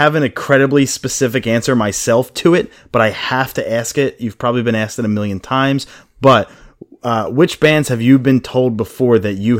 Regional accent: Philadelphia, Pennsylvania, United States; we're from Philly

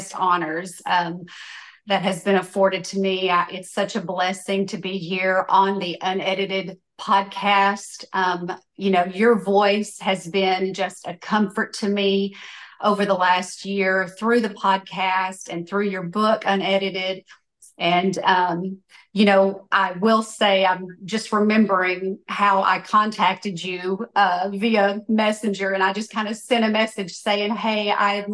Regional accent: West Tennessee, United States; born or raised there

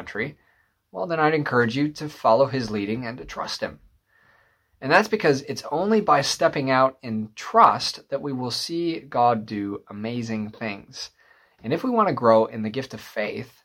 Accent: Michigan, United States; moved away; my hometown of Michigan

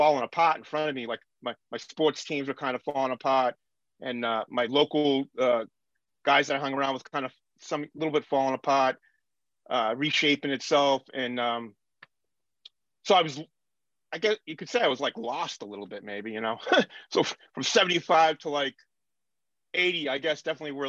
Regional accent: Lynn, Massachusetts, United States; I grew up in Lynn, Mass, which is a very working class union kind of town

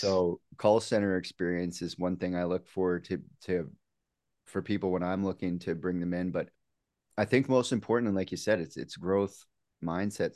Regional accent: Canada; I'm from Canada, you know, Dave, we're, we're from Canada here

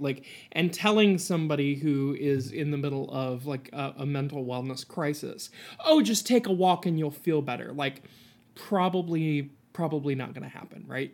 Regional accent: Appalachia, Ohio, United States; I'm an Appalachian

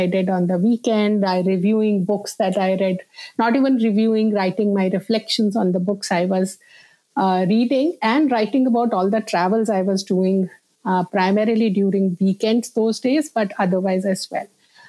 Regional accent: India; And I grew up in India in various places because my father worked in the defense.

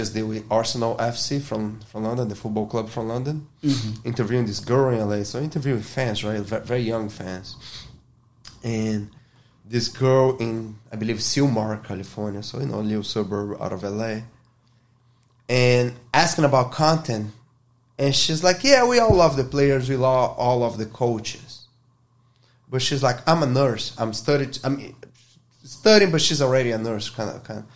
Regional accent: Rio de Janeiro, Brazil; English is a second language; moved away as an adult; now in United States; I'm from Brazil. I'm from Rio

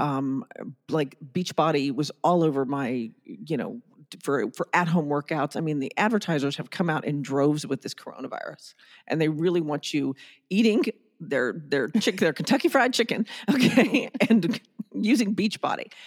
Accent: Germany; moved away; I grew up in Germany and I was topless on the beach at sixteen

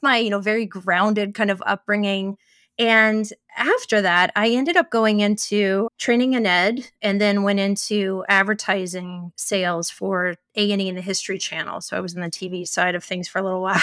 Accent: Ohio, United States; I grew up in Ohio

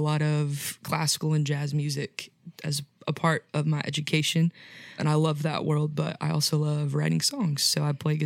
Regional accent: Ohio, United States; moved away as an adult; now in Tennessee, United States; I'm from Ohio, but I go to school at Lee in Tennessee

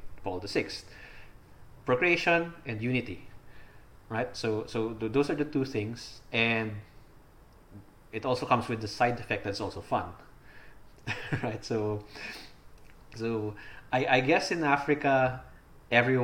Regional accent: Philippines; So I'm Filipino. I live in the Philippines.

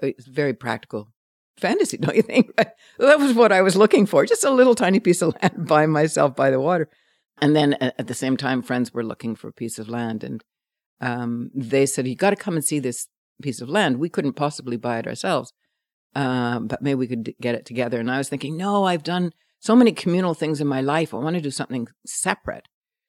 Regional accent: Montreal, Quebec, Canada; I grew up in just outside of Montreal, French Canadian, Irish, Australian combination family, 9 kids though, a Catholic family

